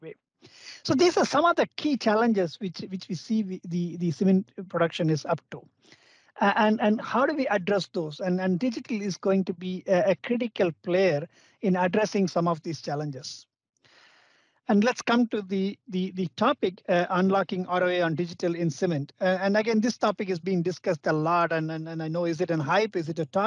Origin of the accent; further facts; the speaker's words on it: India; Being an Indian